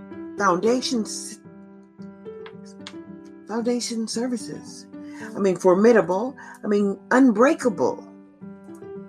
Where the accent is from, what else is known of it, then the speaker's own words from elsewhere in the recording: United States; as an American citizen